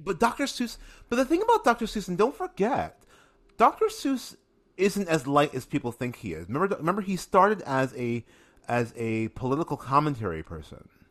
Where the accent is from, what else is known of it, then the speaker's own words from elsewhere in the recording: Springfield, Massachusetts, United States; I am from Springfield, Massachusetts.